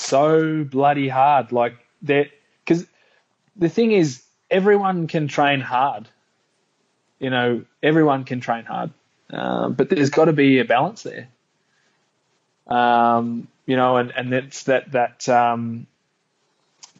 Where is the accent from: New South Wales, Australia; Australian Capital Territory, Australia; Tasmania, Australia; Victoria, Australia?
Victoria, Australia; Melbourne; my hometown in Melbourne